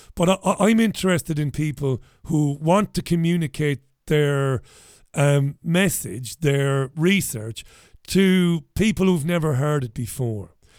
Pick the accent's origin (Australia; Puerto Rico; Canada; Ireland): Ireland; now in United Kingdom; I'm Irish.